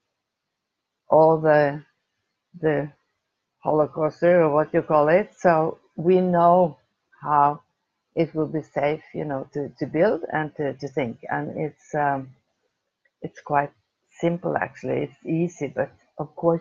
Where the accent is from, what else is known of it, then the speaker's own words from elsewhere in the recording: Oslo, Norway; I'm from Oslo, from Norway